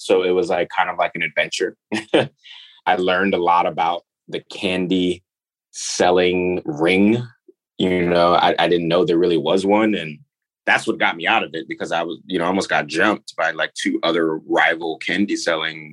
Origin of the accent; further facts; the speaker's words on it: New York, United States; also born or lived in Nigeria; I grew up in New York